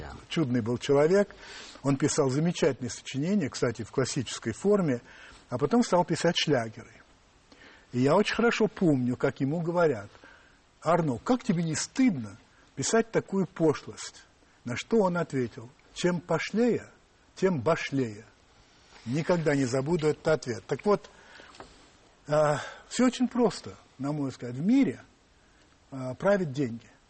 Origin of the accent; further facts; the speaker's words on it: Russia; да, я из России